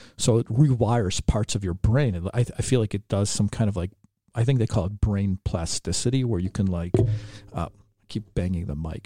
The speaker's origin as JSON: {"language": "English", "town": "Chicago", "region": "Illinois", "country": "United States", "tie": "born or raised there", "said": "growing up in Chicago"}